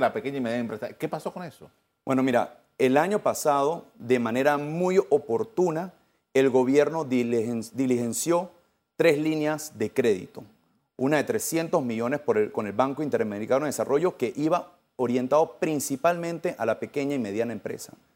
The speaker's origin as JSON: {"language": "Spanish", "country": "Panama"}